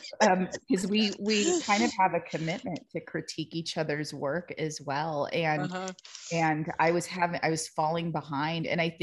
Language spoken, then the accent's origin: English; United States; growing up in the United States, my Spanish isn't perfect. I was told when I was younger that I had street Spanish.